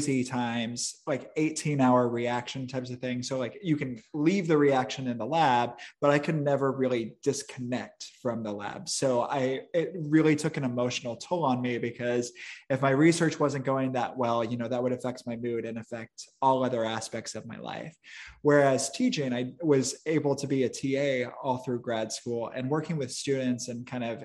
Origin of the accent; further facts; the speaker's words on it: Midwest, United States; also born or lived in Chicago suburbs, Illinois; I grew up in the Midwest